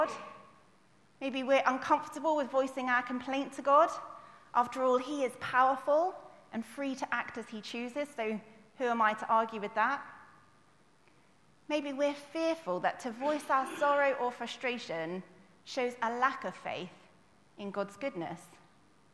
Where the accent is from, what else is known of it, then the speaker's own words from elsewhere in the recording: United Kingdom; we would complain as like British people